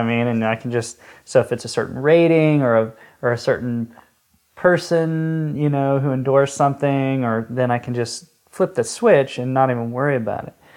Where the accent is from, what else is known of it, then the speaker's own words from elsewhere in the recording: Atlanta, Georgia, United States; now in Tennessee, United States; I grew up in Atlanta